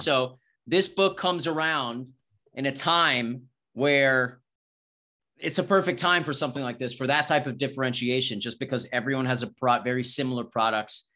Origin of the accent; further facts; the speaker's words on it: New York, United States; moved away as an adult; now in Austin, United States; I'm originally from New York. I, I live in Austin now